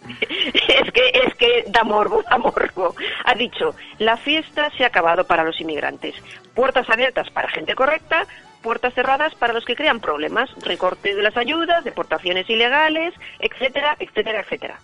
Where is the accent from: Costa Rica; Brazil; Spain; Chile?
Spain; Santurce, Basque Country; Yo soy blanca, de Santurce, vasca